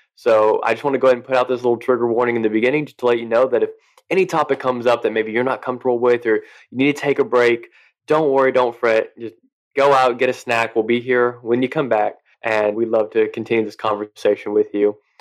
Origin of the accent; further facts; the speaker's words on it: West Texas, United States; I grew up in the South in Texas, but more in that that West Texas kind of country area